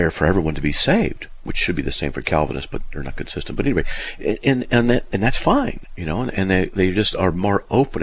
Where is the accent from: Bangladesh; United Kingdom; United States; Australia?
United States; Southern California; I grew up in Southern California